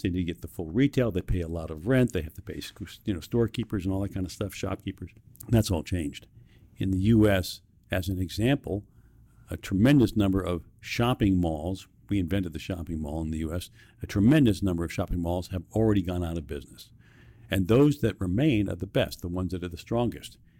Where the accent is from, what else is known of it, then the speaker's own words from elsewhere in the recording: New York City, New York, United States; I was born and raised in New York City